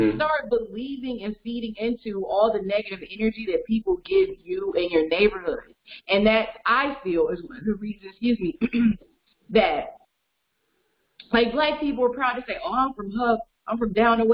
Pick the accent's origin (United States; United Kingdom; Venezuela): United States; East Cleveland, Ohio; being from East Cleveland and also just being from Cleveland and surrounding